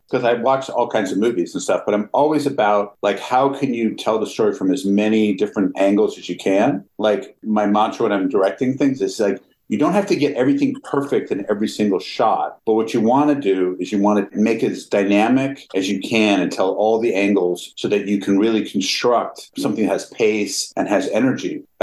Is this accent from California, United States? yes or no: yes; Pasadena, California, United States; I grew up in Pasadena, in California. My parents were both doctors, but we always had like this almost commune living in our house.